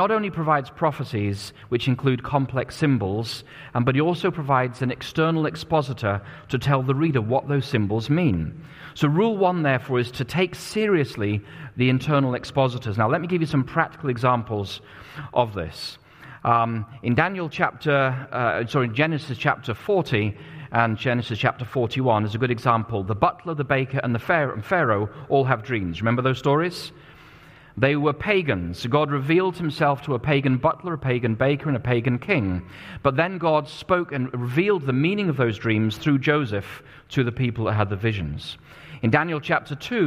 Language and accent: English; England, United Kingdom; now in United States; I was growing up in England at the time